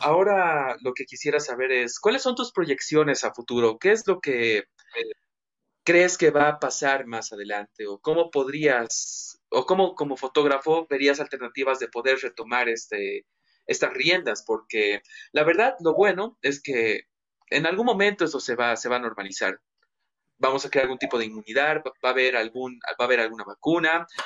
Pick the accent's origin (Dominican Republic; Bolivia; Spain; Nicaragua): Bolivia; nosotros como bolivianos